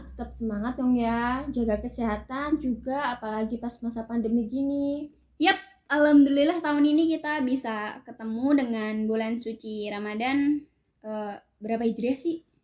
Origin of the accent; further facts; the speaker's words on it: Indonesia; accent: medok; kalau aku ngomongnya tuh medok medok gitu